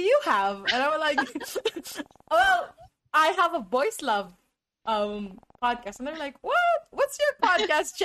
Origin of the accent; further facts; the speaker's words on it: United States; I am from the United States